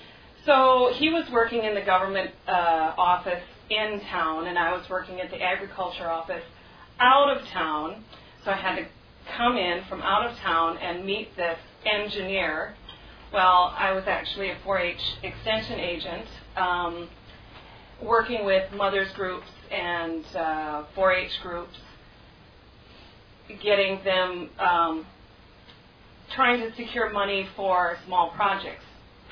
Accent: United States; also born or lived in Thailand; being an American

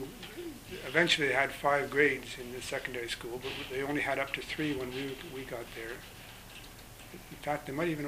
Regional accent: Montreal, Quebec, Canada; moved away as an adult; also born or lived in New Brunswick / Ghana; now in Regina, Canada; I grew up in Montreal.

